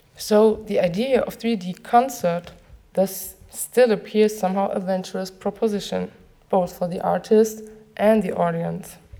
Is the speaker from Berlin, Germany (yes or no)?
no; near Frankfurt, Hesse, Germany; I was growing up near Frankfurt